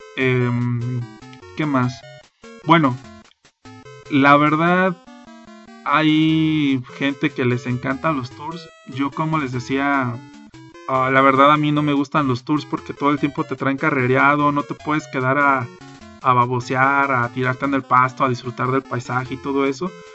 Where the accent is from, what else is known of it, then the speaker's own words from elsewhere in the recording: Mexico; siendo mexicano